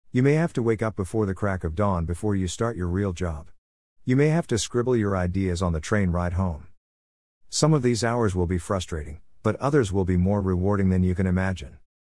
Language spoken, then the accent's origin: English; Melbourne, Victoria, Australia; now in Smithfield, Australia; I was born in Melbourne, Australia.